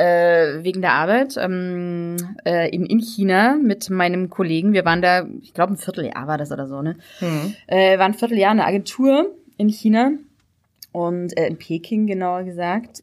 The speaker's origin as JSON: {"language": "German", "region": "Saxony", "country": "Germany", "accent": "Saxon", "said": "als Sachse, also nicht gebürtig, aber als Sachse"}